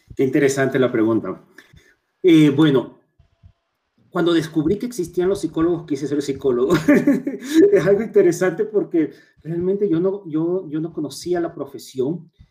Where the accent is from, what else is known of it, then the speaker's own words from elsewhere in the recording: Chone, Manabí, Ecuador; now in Quito, Ecuador; nací en Chone, soy chonero, me encanta ser identificado como Montubio, me siento muy orgulloso de mis raíces y vivo en Quito aproximadamente hace unos más de 20 años